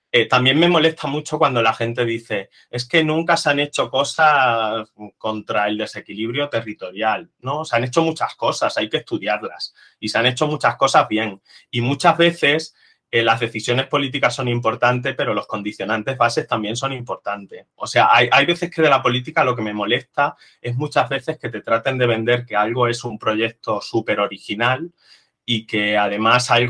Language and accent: Spanish; Extremadura, Spain; now in Madrid, Spain; yo soy un extremeño que ha venido a Madrid